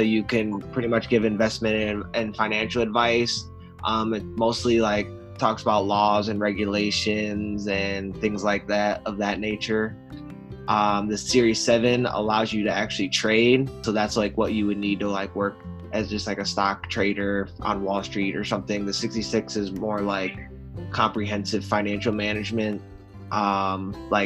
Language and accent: English; Buffalo, New York, United States; also born or lived in Watkins Glen, New York; So I was born and raised in Buffalo, New York